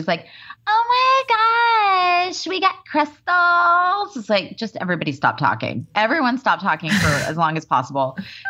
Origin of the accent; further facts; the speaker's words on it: Waco, Texas, United States; we went to Waco, which is my hometown, right?